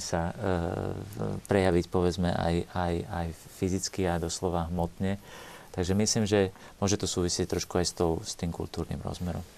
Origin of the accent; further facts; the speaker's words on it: Slovakia; also born or lived in Italy; My sme Slováci, povedzme, v Strednej Európe